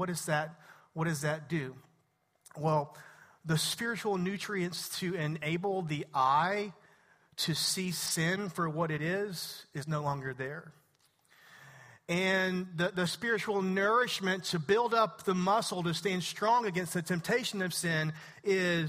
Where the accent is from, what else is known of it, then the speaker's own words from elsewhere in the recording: East Texas, United States; I'm from East Texas